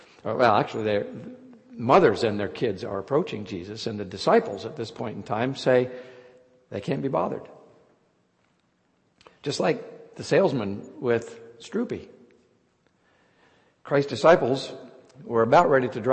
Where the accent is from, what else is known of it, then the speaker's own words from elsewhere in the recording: Hughesville, Pennsylvania, United States; I grew up in Lycoming County, east of Williamsport, just outside the little town of Hughesville